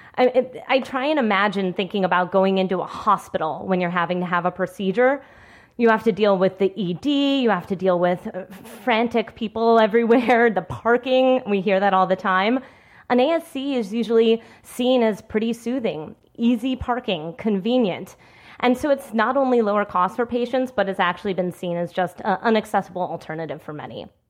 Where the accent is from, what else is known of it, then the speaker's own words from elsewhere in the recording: Washington, District of Columbia, United States; my hometown of D C